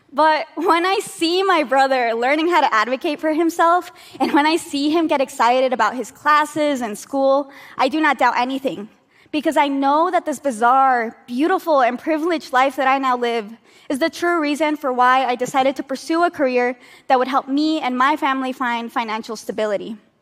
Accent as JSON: {"language": "English", "country": "United States", "lives_now": "New York, United States", "said": "Despite being American citizens"}